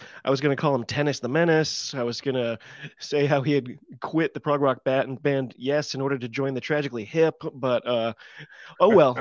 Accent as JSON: {"language": "English", "country": "United States", "said": "I'm an American"}